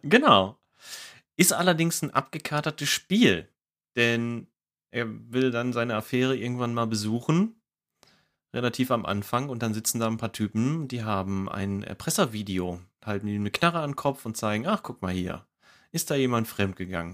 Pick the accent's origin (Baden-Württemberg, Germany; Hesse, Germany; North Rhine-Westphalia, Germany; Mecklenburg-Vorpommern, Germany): North Rhine-Westphalia, Germany; Ruhr area; ich komme aus dem Ruhrgebiet und ne, größtes Ballungsgebiet Deutschlands